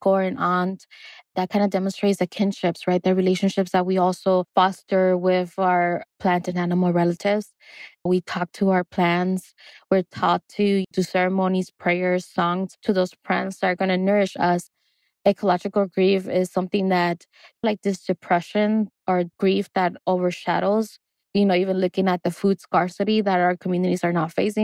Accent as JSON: {"language": "English", "town": "Los Angeles", "region": "California", "country": "United States", "tie": "born or raised there", "also_born_or_lived": "Oaxaca, Mexico / El Salvador", "said": "I grew up in Los Angeles and I grew up visiting my maternal lands in Oaxaca, Mexico"}